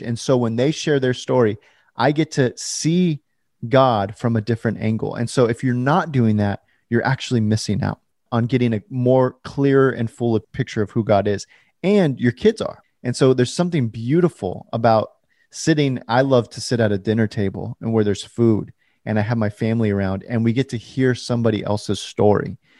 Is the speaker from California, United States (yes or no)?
yes; California, United States; now in Portland, United States; I was born in California and I currently live in Portland